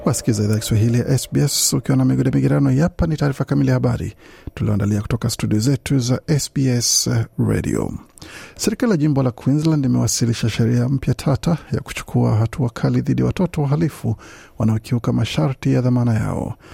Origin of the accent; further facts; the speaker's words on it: Kenya; now in Bathurst, Australia; mi natoka Kenya